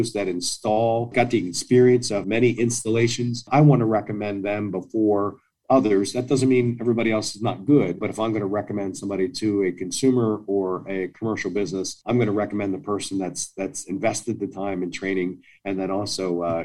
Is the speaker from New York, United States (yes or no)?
no; outside of Philadelphia, Pennsylvania, United States; I grew up outside of Philadelphia